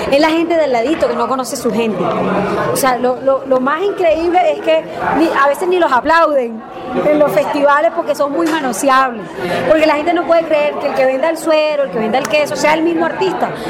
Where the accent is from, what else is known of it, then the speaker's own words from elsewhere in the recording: Colombia; Y creo que ese es mi sueño como colombiana